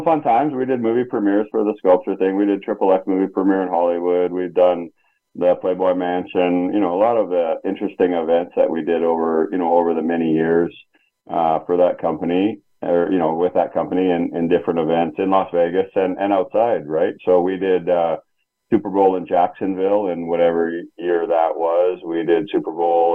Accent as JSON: {"language": "English", "country": "Canada", "moved": "yes", "lives_now": "United States", "said": "back in my home country in Canada"}